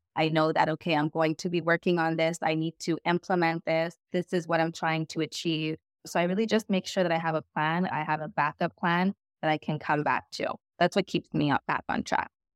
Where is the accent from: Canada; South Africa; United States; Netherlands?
Canada; Montreal, Quebec; I am from Montreal, Canada.